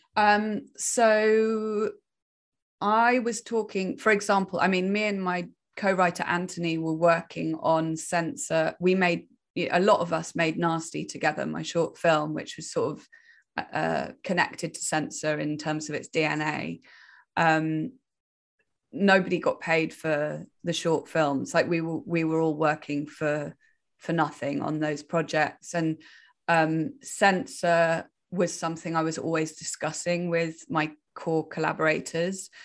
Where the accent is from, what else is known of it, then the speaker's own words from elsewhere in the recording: Wales, United Kingdom; I'm originally from Wales. I grew up in the countryside in the middle of nowhere